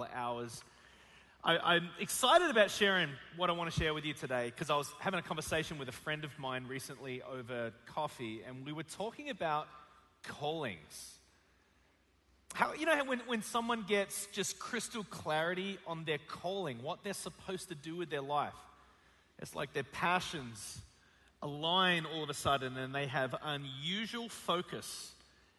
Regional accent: Australia; moved away as an adult; now in United States; From Australia, and some of you are having a hard time understanding the way that I speak

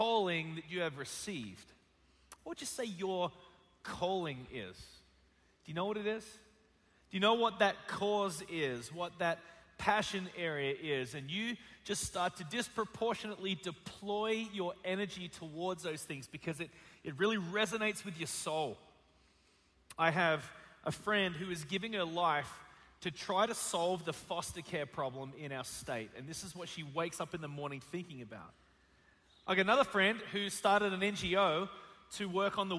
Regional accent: Australia; moved away as an adult; now in United States; From Australia, and some of you are having a hard time understanding the way that I speak

